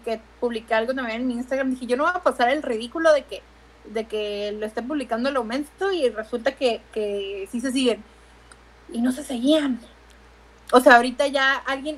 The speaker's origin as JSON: {"language": "Spanish", "town": "Tijuana", "region": "Baja California", "country": "Mexico", "said": "yo juraba que no teníamos acento en Tijuana."}